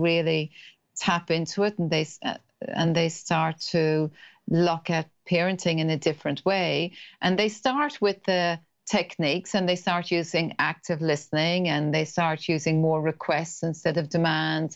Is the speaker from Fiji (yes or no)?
no; Ireland; accent: Irish; moved away as an adult; now in New Zealand; I'm Irish, that's the accent